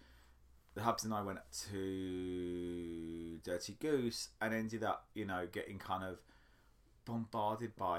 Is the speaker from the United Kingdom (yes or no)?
yes; United Kingdom; now in Washington, D.C., United States; As a Brit